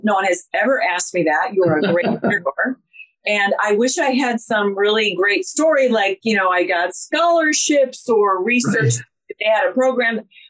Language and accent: English; Columbus, Ohio, United States; I'm a good Midwest girl.